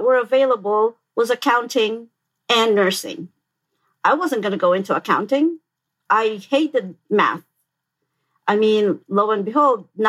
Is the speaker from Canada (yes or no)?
no; Philippines; now in Michigan, United States; I grew up in the Philippines